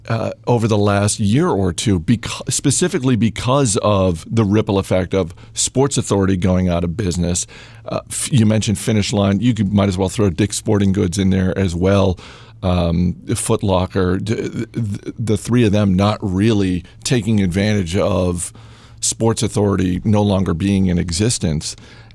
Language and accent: English; Maine, United States; now in Virginia, United States; No, I'm from Maine. It's like South Canada.